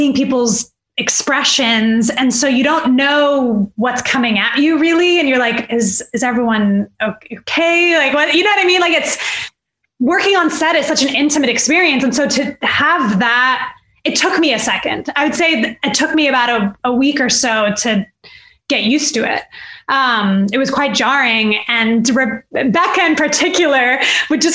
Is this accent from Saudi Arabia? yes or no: yes; Saudi Arabia; I'm from Saudi Arabia